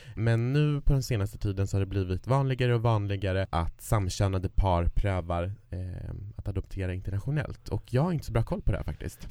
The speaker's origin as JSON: {"language": "Swedish", "town": "Kiruna", "region": "Norrbotten County", "country": "Sweden", "moved": "yes", "said": "där jag kommer ifrån, Kiruna"}